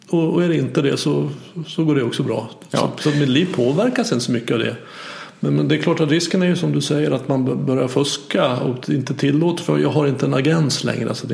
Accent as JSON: {"language": "Swedish", "country": "Sweden", "tie": "born or raised there", "said": "vi är födda i Sverige och lärt oss det."}